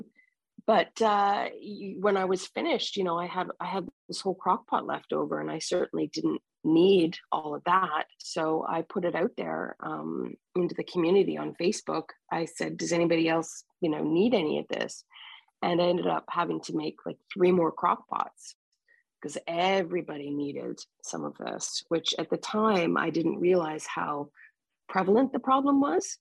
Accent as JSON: {"language": "English", "area": "Fort William First Nation", "region": "Ontario", "country": "Canada", "said": "I am Ojibwe from Fort William First Nation in up here in Canada."}